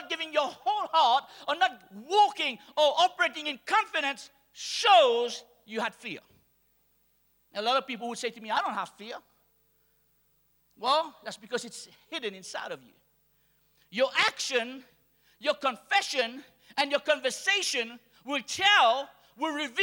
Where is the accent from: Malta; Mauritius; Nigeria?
Mauritius; I'm from Mauritius.